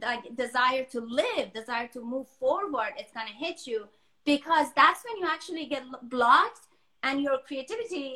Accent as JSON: {"language": "English", "country": "Denmark", "tie": "born or raised there", "also_born_or_lived": "Iran", "moved": "as an adult", "lives_now": "Los Angeles, United States", "said": "I was born in Iran, but I was raised in Denmark. And most of my adult, like, I was in my early 20s when I moved to US."}